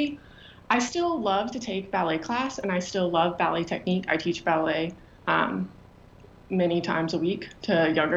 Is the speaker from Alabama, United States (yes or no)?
yes; Alabama, United States; moved away as an adult; also born or lived in Pennsylvania; growing up in Alabama